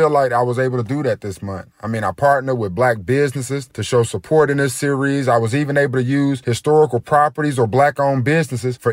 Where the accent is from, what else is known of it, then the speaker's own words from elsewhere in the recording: Greensboro, North Carolina, United States; where I grew up in Greensboro